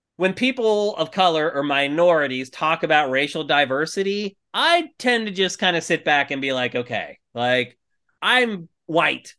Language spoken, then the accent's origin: English; Los Angeles, California, United States; they found out we're from L